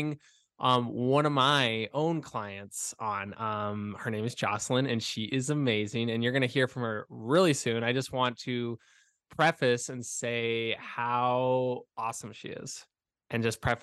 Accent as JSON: {"language": "English", "region": "Arizona", "country": "United States", "said": "I'm from Arizona"}